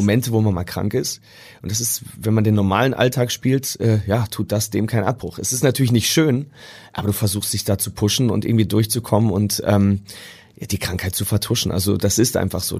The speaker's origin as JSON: {"language": "German", "area": "Münsterland", "region": "North Rhine-Westphalia", "country": "Germany", "moved": "yes", "lives_now": "Hamburg, Germany", "said": "ich komme ja aus dem Münsterland ursprünglich"}